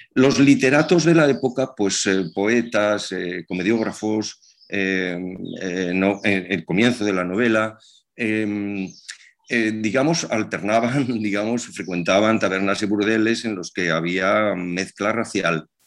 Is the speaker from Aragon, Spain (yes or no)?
yes; Zaragoza, Aragon, Spain; mi ciudad natal, en Zaragoza